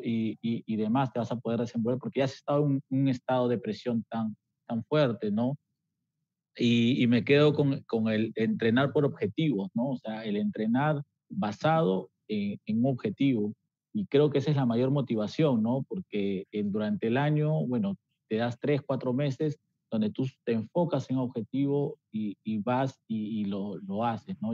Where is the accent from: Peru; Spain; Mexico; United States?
Peru; nuestra raza peruana